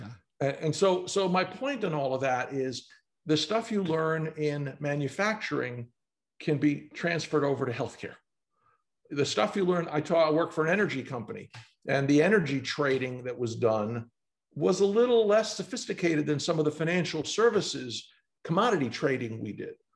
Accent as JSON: {"language": "English", "town": "New York City", "region": "New York", "country": "United States", "tie": "born or raised there", "said": "I grew up in New York City"}